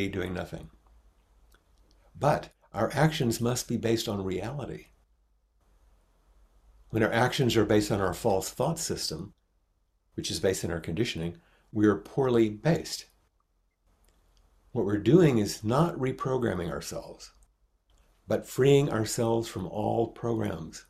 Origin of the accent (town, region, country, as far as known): United States; accent: American